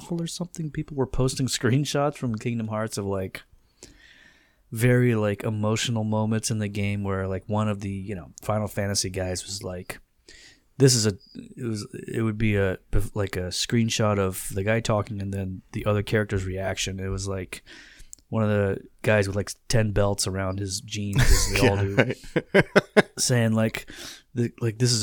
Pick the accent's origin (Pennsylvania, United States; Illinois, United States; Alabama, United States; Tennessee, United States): Pennsylvania, United States; Central; I'm from Central PA.